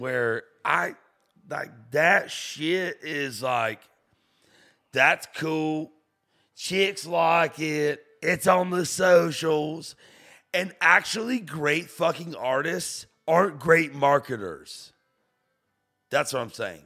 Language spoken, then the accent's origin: English; St. Augustine, Florida, United States; moved away as an adult; now in Nashville, United States; I'm from Florida. Where I come from is Saint Augustine, Florida